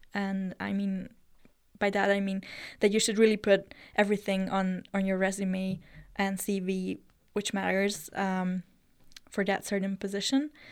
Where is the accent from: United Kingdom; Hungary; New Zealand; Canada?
Hungary; Eger, Heves; also born or lived in Switzerland; I myself also grew up in the rural area in Hungary. I'm from Eger, which is, if you don't know, it's the northern part